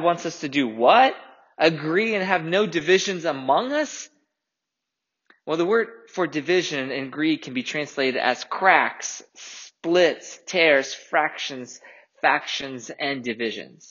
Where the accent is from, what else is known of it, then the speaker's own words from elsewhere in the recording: Russia; moved away; I grew up in Russia.